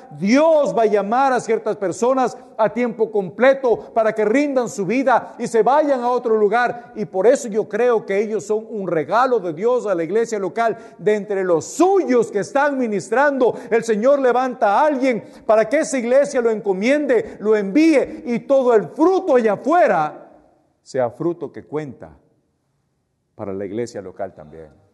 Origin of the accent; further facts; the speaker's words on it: Ecuador; yo soy ecuatoriano